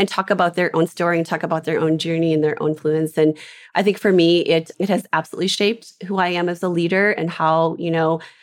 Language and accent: English; Minnesota, United States; I'm from Minnesota, grew up in Minnesota